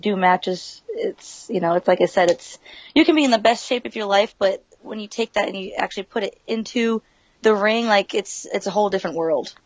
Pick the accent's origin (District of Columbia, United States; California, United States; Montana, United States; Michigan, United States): California, United States; San Dimas; moved away; also born or lived in Massachusetts; I'm from San Dimas, California